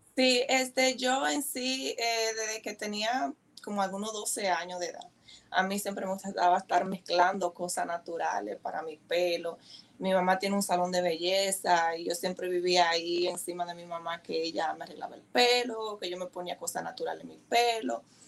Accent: Dominican Republic; moved away as an adult; also born or lived in Bronx, New York; now in New Jersey, United States; soy dominicana, eh, con mucho orgullo

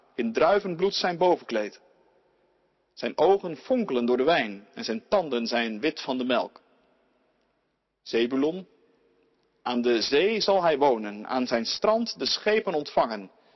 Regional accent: Ouderkerk aan den IJssel, South Holland, Netherlands; In het eh, dorp waar ik opgroeide, Oude Kerk aan de IJssel

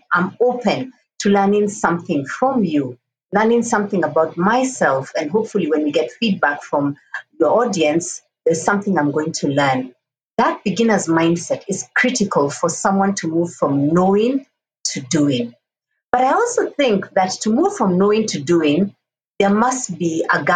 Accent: Kenya; And I'm a Kenyan, I'm an African woman, and a global citizen.

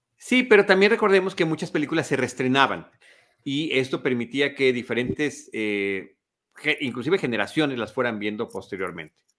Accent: Mexico; soy mexicano

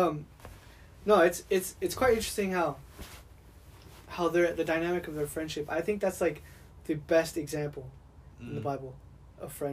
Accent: Oregon, United States; I'm from Oregon.

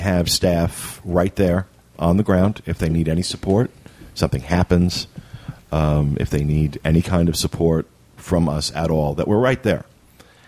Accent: Jersey Shore, New Jersey, United States; now in Florida, United States; I grew up on the Jersey Shore

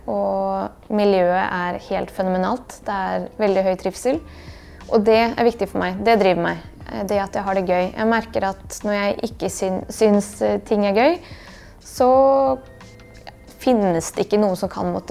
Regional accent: Bosnia & Herzegovina; now in Norway; det har formet meg veldig at jeg kommer fra Bosnia, og den delen av min identitet er en veldig stor og viktig del, og noe som står veldig stødig. Vi snakker jo bare bosnisk hjemme og har alltid gjort det.

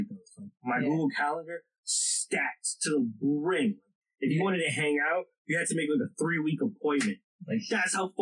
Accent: New Jersey, United States; my, like, the pond that is, like, the Central Jersey area.

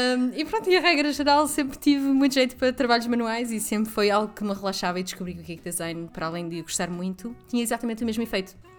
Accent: the North, Norte, Portugal; moved away as an adult; now in Lisbon, Portugal; eu sou do Norte, mas vivo em Lisboa há quase uma década

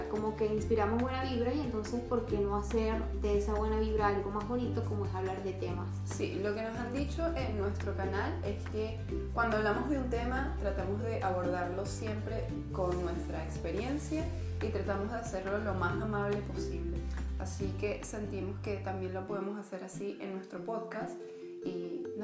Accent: Caracas, Capital District, Venezuela; moved away as an adult; now in Chile; Yo soy de Caracas.

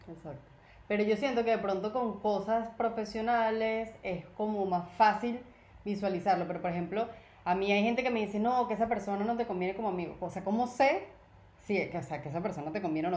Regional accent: Venezuela; moved away; also born or lived in Colombia

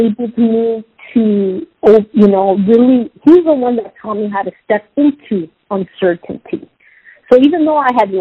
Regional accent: San Diego, California, United States; also born or lived in Los Angeles; I was born in Los Angeles, raised in San Diego

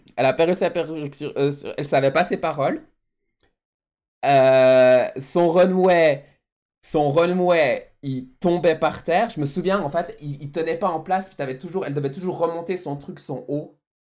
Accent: Switzerland; also born or lived in Mauritius; de mon pays euh, d'origine, les fleurs de la Suisse, mon pays natal, mon, mon, pays où je vis

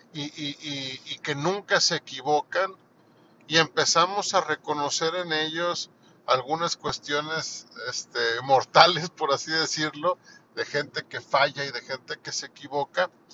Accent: Mexico; aquí en mi país

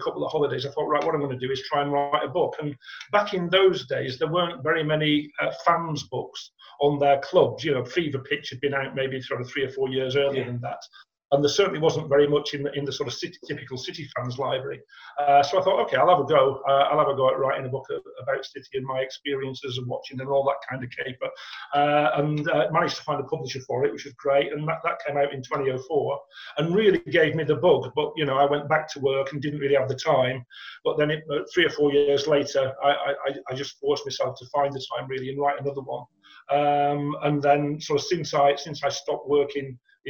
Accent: Ashton-under-Lyne, North West England, United Kingdom; moved away as an adult; now in Manchester, United Kingdom; I was brought up in Ashton

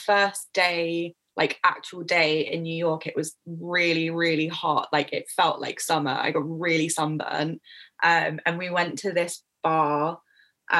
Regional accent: England, United Kingdom; I'm English

